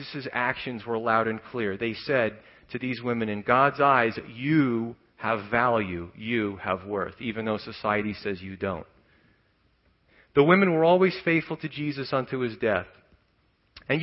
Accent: New York City, New York, United States; moved away; growing up in Staten Island where I was from

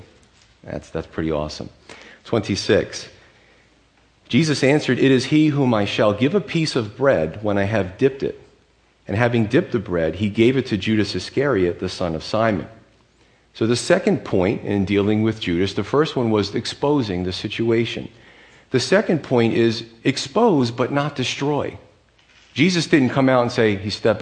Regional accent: United States; As American men

